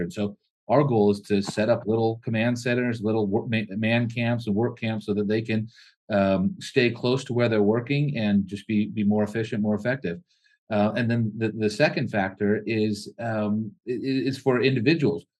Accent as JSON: {"language": "English", "region": "California", "country": "United States", "said": "we're from California"}